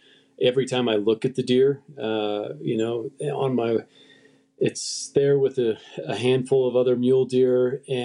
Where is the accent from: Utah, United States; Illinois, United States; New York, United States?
Utah, United States; I grew up where I live now. I grew up in the West in Utah